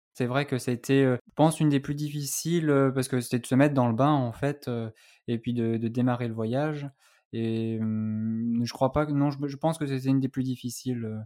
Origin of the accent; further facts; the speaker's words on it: Annecy, Auvergne-Rhône-Alpes, France; moved away as an adult; also born or lived in Toulouse; je suis originaire de Haute-Savoie, d'Annecy plus précisément